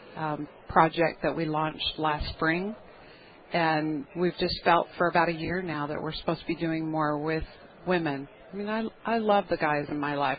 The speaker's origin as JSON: {"language": "English", "country": "United States", "said": "we as Americans"}